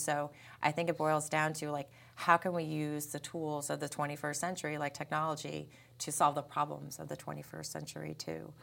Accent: Peekskill, New York, United States; moved away; I'm from Peekskill, New York.

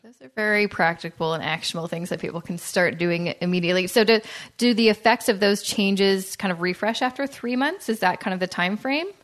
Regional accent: Canada; being a Canadian

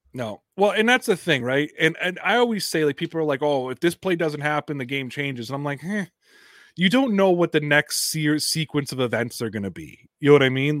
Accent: Toronto, Ontario, Canada; I'm from Toronto

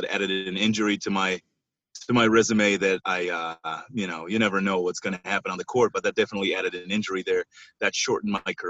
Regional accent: Israel; moved away as an adult; I'm originally from Israel, and that's where I was born and raised

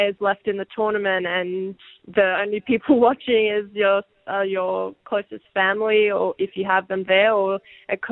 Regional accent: Sydney, New South Wales, Australia; at home in Sydney

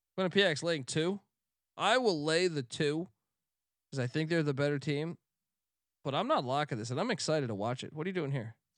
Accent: East Coast, United States; now in California, United States; growing up on the East Coast

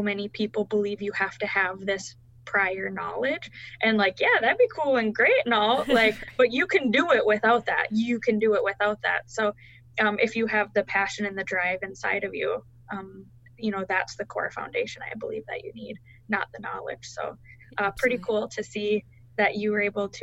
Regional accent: Fargo, North Dakota, United States; I was born and raised in the Fargo-Moorhead area in North Dakota.

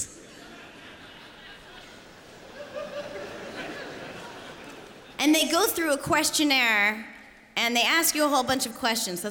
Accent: United States; I'm American. I don't know if you noticed that. My weird accent.

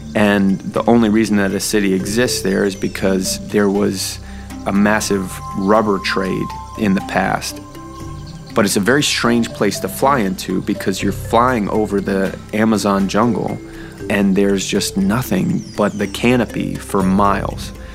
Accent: New Hampshire, United States; I was born in New Hampshire

